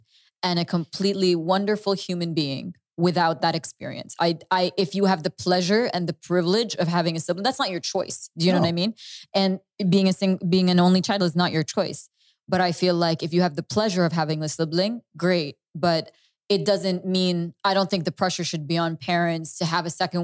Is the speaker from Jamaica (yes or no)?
no; Canada; moved away; when I was growing up in Canada